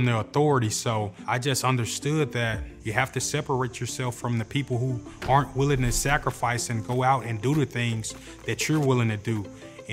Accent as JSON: {"language": "English", "town": "Memphis", "region": "Tennessee", "country": "United States", "tie": "born or raised there", "said": "I grew up in Hurt Village"}